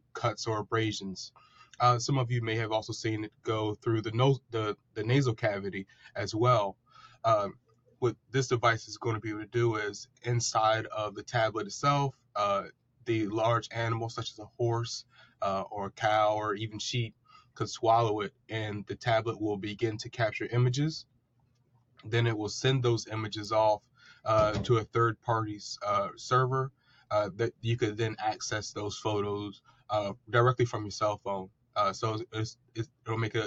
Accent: Princess Anne, Maryland, United States; I'm from Princess Anne, Maryland, which is a small town here on the eastern shore of Maryland. I've grown up here my entire life.

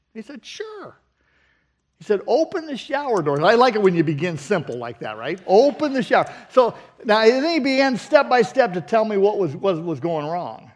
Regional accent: Southern California, United States; moved away; We grew up in Southern California

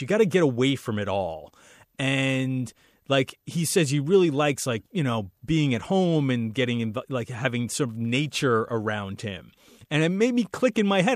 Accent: East Coast, United States; I grew up on the East Coast

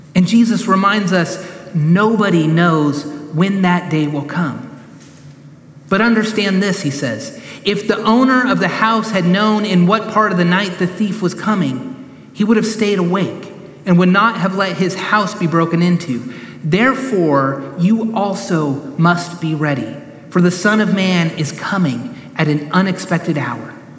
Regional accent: Sacramento, California, United States; now in Knoxville, United States; When I was growing up in Sacramento, I remember going into the Berean Christian bookstore in town. I was in high school

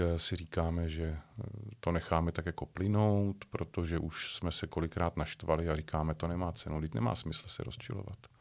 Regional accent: České Budějovice, South Bohemian Region, Czechia; now in near Prague, Czech Republic; České Budějovice, Budějíčky, tak ty pro mě budou celoživotně na prvním místě, protože jsem se tam narodil, je to moje rodné město, mám tam spoustu kamarádů, stále ještě rodinu

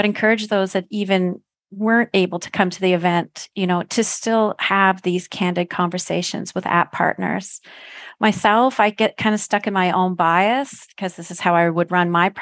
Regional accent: Canada; I'm a Canadian

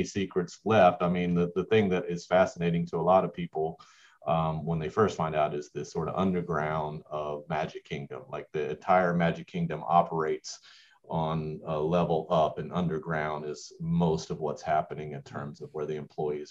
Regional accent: Mount Dora, Florida, United States; moved away as an adult; also born or lived in Georgetown, Kentucky / Toccoa Falls, Georgia; now in Georgia, United States; a town called Mount Dora. This is the area that I grew up, not far from Disney World.

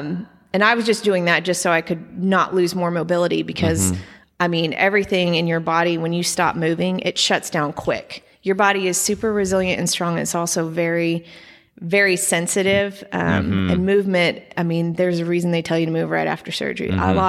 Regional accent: Edmond, Oklahoma, United States; Yeah, I grew up in Edmond. My family is from there.

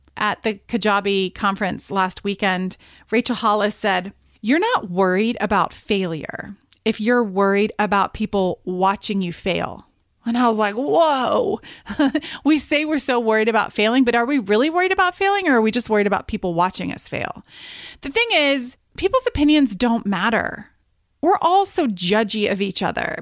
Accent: United Kingdom; I am Brit by birth

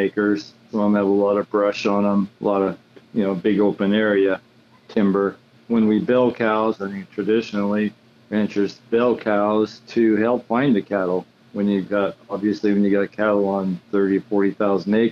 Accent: Sonora, California, United States; Born and raised in Sonora

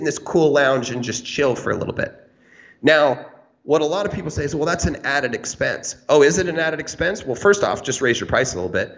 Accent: Canada; I'm Canadian

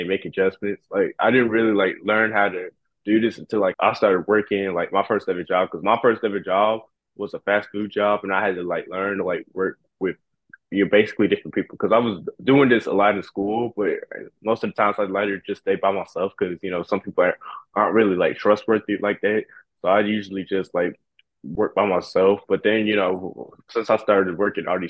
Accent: Durham, North Carolina, United States; also born or lived in Baltimore, Maryland; I was born in Baltimore, Maryland, but I grew up in Durham, North Carolina

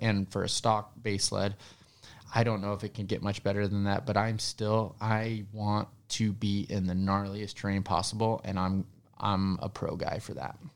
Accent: Denver, Colorado, United States; I was born in Denver, so I was a city kid, actually.

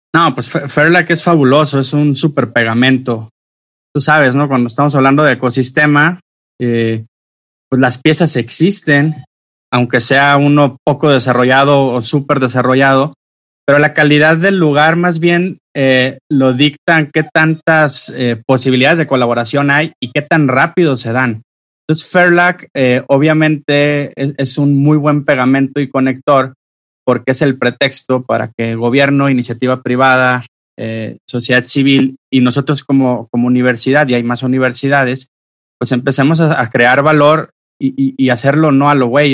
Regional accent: Sonora, Mexico; now in Jalisco, Mexico; yo soy sonorense, pues estamos aquí en Jalisco

